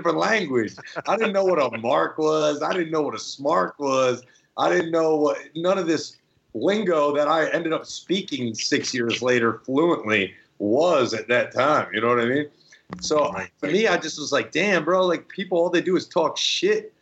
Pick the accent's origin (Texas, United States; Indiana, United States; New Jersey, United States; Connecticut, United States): New Jersey, United States; growing up in Jersey